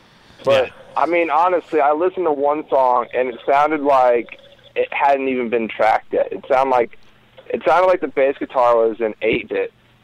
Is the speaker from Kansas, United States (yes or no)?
yes; Kansas, United States; I'm from Kansas.